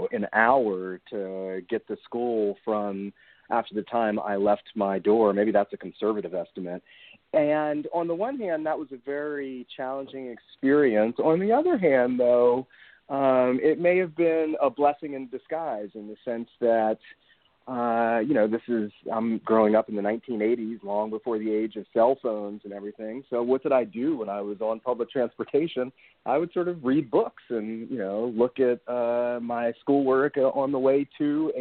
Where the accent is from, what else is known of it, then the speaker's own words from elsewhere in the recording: Washington, District of Columbia, United States; my growing up in Washington, D.C., and going to public schools there